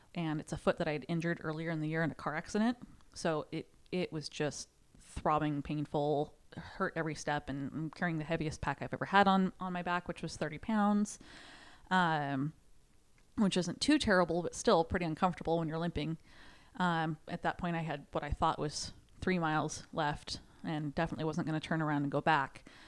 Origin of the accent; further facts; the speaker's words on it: Sherwood, Oregon, United States; from Sherwood, Oregon.